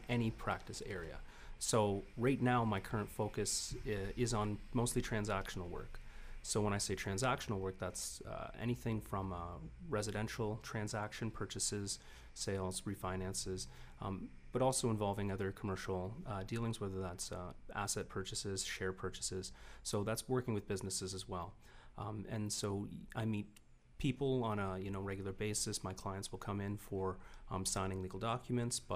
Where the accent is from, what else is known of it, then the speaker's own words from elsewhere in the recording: Niagara, Ontario, Canada; growing up in Niagara